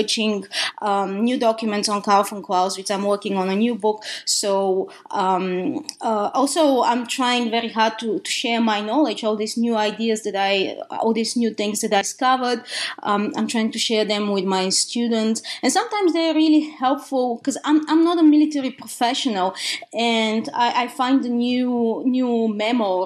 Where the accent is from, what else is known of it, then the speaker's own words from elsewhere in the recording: Bulgaria; English is a second language; moved away as an adult; now in United States; as you can hear from my accent, I was born in the country of Bulgaria, in Eastern Europe.